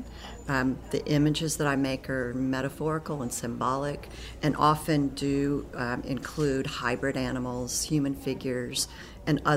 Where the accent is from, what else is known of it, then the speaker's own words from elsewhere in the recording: Baton Rouge, Louisiana, United States; moved away as an adult; I'm from Baton Rouge, but I moved away for 15 years. And coming back to Baton Rouge to teach at LSU is a way for me to give back